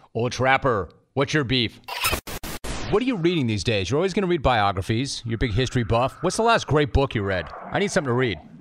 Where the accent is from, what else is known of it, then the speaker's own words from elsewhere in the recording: Los Angeles, California, United States; I grew up in the San Fernando Valley, so I know hot